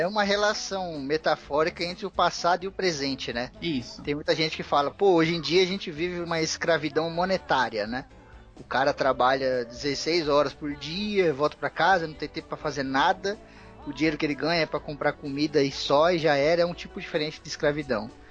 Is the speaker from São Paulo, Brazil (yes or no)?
yes; Osasco, São Paulo, Brazil; Eu sou daqui de São Paulo e muitos amigos meus são daqui também. Eu cresci em Osasco